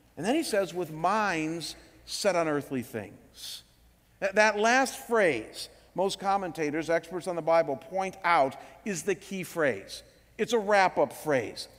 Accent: Cleveland, Ohio, United States; my hometown in Cleveland

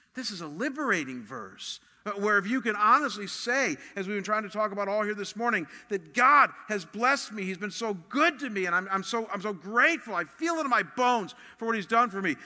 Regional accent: Cleveland, Ohio, United States; moved away; I come from Cleveland

